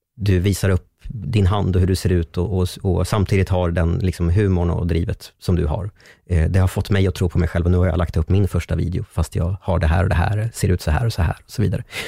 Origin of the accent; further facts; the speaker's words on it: Strängnäs, Södermanland, Sweden; moved away; bodde hemma i Strängnäs fortfarande